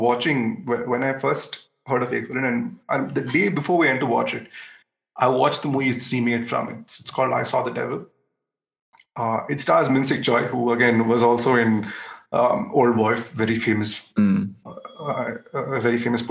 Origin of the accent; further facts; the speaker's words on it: India; we as an Indian audience